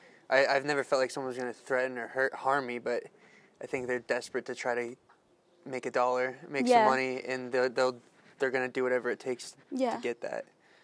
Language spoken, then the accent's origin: English; United States; as an American